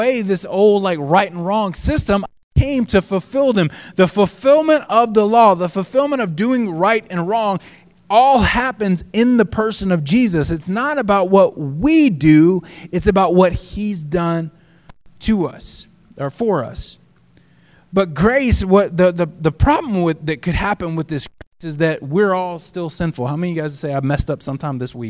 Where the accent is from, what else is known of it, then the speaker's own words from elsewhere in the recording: the South, United States; when I grew up in the South